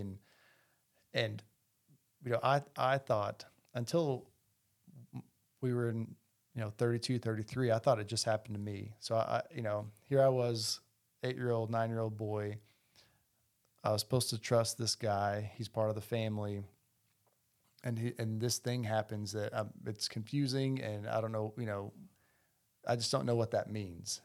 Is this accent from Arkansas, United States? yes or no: yes; Heber Springs, Arkansas, United States; also born or lived in Toronto, Canada; now in Bentonville, United States; we grew up in a small town, Heber Springs, Arkansas, Central Arkansas